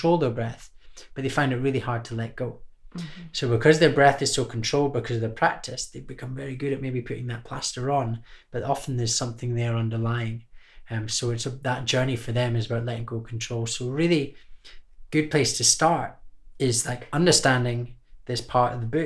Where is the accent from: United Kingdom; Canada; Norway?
United Kingdom; Scotland; growing up in Scotland